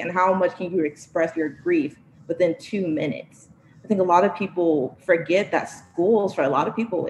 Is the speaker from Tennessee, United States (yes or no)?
no; Chicago, Illinois, United States; I was born and raised in Inglewood, same as my father.